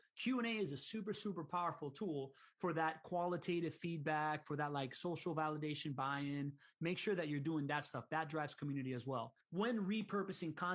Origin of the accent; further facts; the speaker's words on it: Miami, Florida, United States; I grew up in Miami.